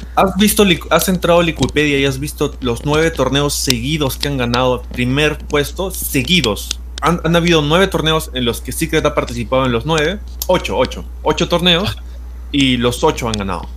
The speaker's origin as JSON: {"language": "Spanish", "country": "Peru", "said": "yo soy peruano"}